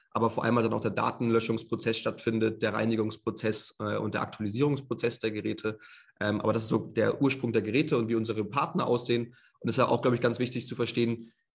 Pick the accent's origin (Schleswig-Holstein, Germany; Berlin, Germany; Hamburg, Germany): Hamburg, Germany; moved away as an adult; also born or lived in Munich / Shanghai / London / Australia; now in Vienna, Austria; bin ursprünglich gebürtiger Hamburger, also kenne mich eigentlich in Deutschland sehr gut aus. Dementsprechend habe meine ersten ähm, 22 Jahre in Hamburg auch gelebt